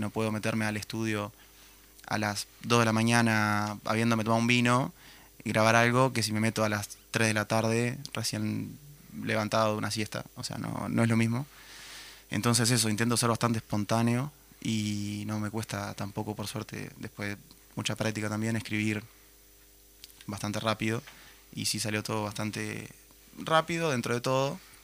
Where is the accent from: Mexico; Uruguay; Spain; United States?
Uruguay; Minas, Lavalleja; soy de Minas, vine de Minas hoy